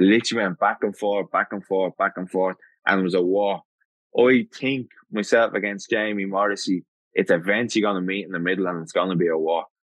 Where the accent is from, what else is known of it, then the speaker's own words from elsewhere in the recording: Dublin, Leinster, Ireland; I come from Dublin